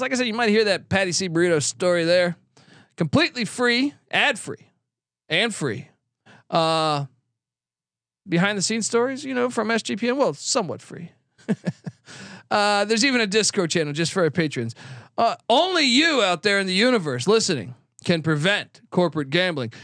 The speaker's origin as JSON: {"language": "English", "region": "East Coast", "country": "United States", "tie": "born or raised there", "said": "growing up on the East Coast"}